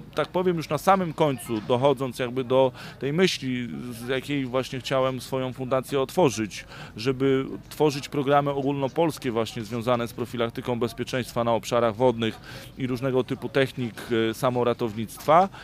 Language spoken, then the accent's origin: Polish; Bydgoszcz, Kuyavian-Pomeranian Voivodeship, Poland; pochodzę z Bydgoszczy